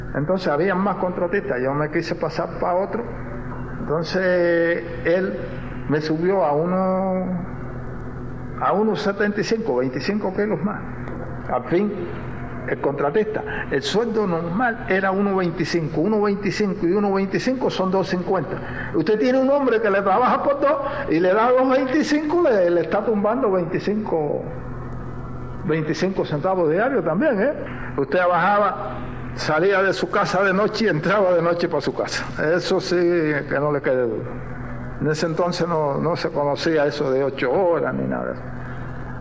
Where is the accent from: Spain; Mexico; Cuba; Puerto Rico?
Cuba; Nosotros como cubanos